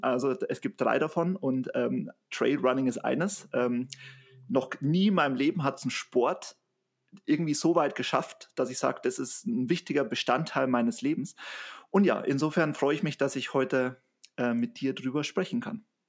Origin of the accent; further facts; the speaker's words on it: Bavaria, Germany; ich komme aus Bayern